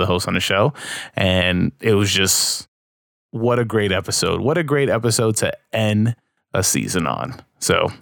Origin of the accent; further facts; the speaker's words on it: New York City, New York, United States; in my hometown of New York